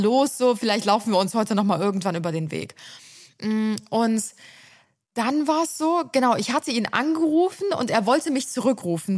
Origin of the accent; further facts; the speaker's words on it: Cologne, North Rhine-Westphalia, Germany; also born or lived in Ulm; ich bin ja in Ehrenfeld aufgewachsen